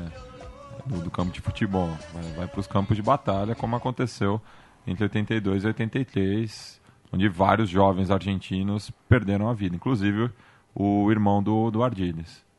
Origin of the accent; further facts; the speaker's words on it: Brazil; accent: Rioplatense-influenced; sou brasileiro